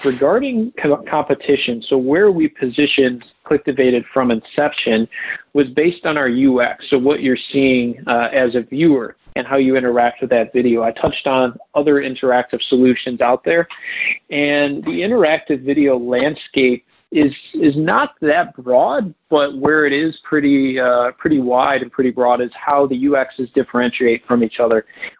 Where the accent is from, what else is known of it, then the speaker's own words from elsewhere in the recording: Michigan, United States; born and raised in Michigan, living here in Royal Oak.